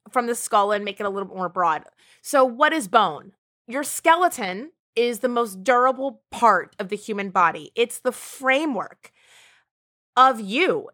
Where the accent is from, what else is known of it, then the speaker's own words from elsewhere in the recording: Ireland; I am Irish